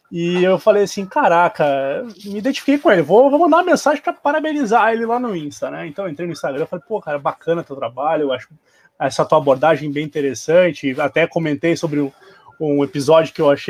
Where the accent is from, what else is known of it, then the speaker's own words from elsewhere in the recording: Porto Alegre, Rio Grande do Sul, Brazil; sou oriundo dos Pampas, né, sou, sou gaúcho, sou de, aqui de Porto Alegre